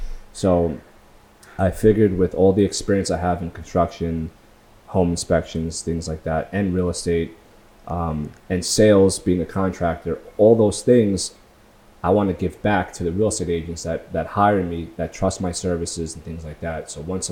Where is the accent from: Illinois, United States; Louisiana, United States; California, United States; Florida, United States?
California, United States; Long Beach; I went back to my hometown, Long Beach, just to watch the sunrise